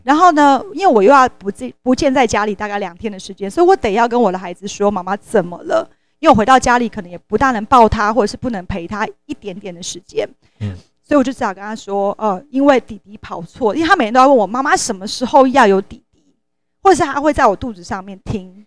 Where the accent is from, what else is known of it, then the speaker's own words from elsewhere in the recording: Taiwan; 我们台湾人很幸福